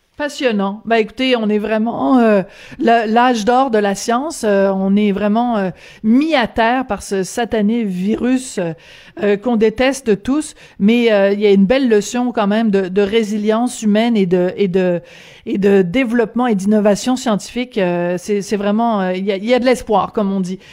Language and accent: French; Quebec, Canada; chez nous, au Québec